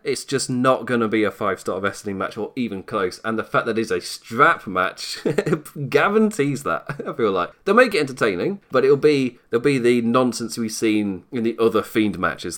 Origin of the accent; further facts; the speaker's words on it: England, United Kingdom; accent: English; you can tell by my accent, I'm English